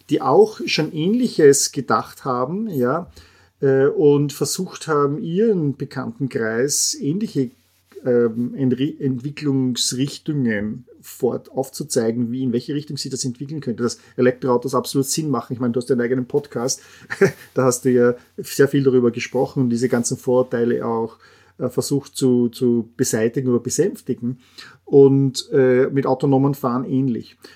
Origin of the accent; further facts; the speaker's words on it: Austria; Äh, ich als Österreicher sage auch Porsche Pierce sind eine österreichische Familie